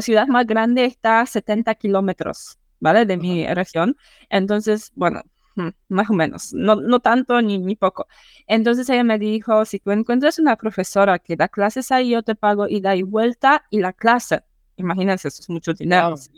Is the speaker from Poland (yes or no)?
yes; eastern Poland, Poland; Spanish is a second language; Soy polaca del este de Polonia. Mm, para los que no sepan, este de Polonia, cerca de frontera con Bielorrusia.